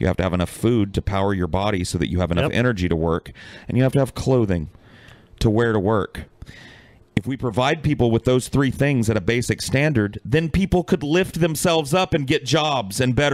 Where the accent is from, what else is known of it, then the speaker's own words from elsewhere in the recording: United States; I'm an American